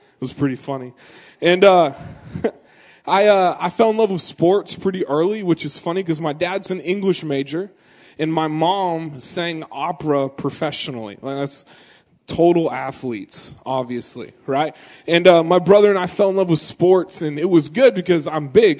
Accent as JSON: {"language": "English", "town": "Gresham", "region": "Oregon", "country": "United States", "tie": "born or raised there", "said": "I was born in Gresham, it's a suburb of Portland"}